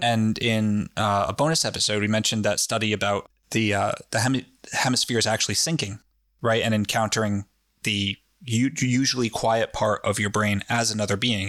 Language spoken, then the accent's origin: English; New England, United States; we're from New England, where everyone's fucking jaded about everything.